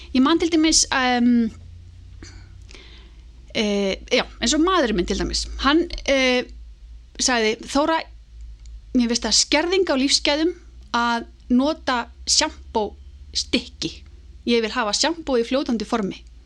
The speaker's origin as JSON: {"language": "Icelandic", "town": "Álftanes", "region": "Capital Region", "country": "Iceland", "tie": "born or raised there", "said": "ég er alveg upp á Altanesi eh, og í rauninni bara í, í mikill tengslum við náttúruna"}